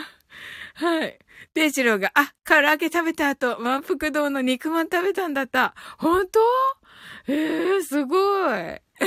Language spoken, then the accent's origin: Japanese; Kyushu, Japan; 九州人です